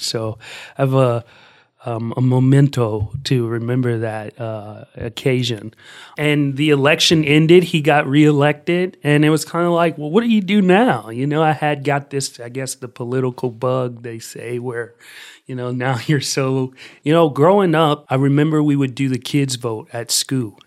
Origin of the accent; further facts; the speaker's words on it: Columbus, Ohio, United States; I grew up here in Columbus, Ohio